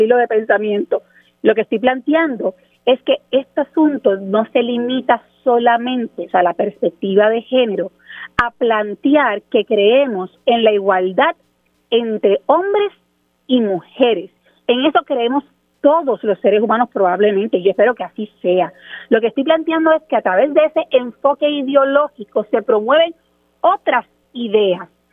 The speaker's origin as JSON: {"language": "Spanish", "country": "Puerto Rico", "said": "en Puerto Rico nosotros"}